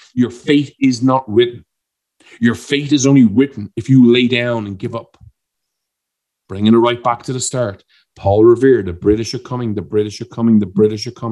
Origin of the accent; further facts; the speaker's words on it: Ireland; I'm an Irishman